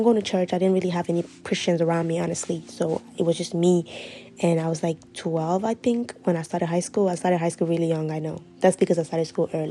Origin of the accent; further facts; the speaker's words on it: Guinea; also born or lived in Ivory Coast; now in Maryland, United States; I am from Guinea, West Africa. I was born in Ivory Coast, but I grew up in Guinea. I live in Maryland now, in the United States.